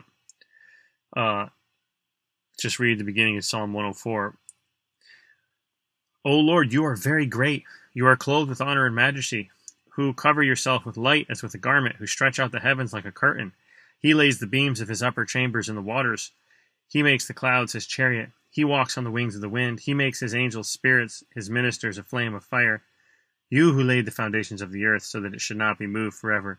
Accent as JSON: {"language": "English", "country": "United States", "said": "in America as American Christians"}